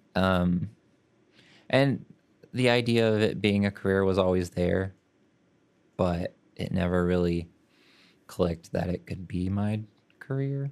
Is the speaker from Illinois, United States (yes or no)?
no; Oklahoma City, Oklahoma, United States; I grew up in Oklahoma City